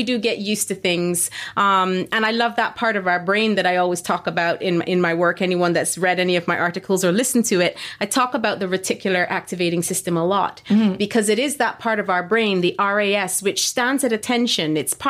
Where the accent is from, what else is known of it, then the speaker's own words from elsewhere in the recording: Barbados; also born or lived in London, United Kingdom; Like I grew up both in Barbados and then living in London. I've grown up and lived pretty close to airports.